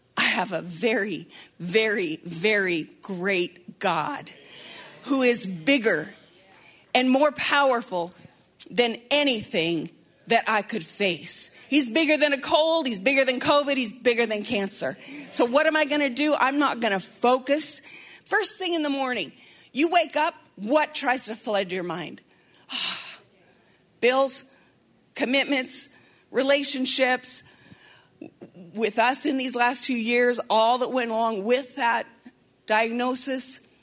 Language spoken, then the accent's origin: English; Montana, United States; moved away; I'm from Montana